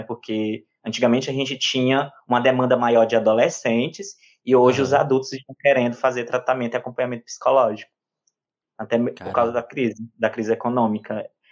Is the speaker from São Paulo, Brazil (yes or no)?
no; Cabeceiras do Piauí, Piauí, Brazil; accent: piauiês; also born or lived in Teresina; eu me criei aqui, é como se eu tivesse nascido, eu cresci aqui e construí toda a minha vida e história de vida nesse município, né, de Cabeceiras do Piauí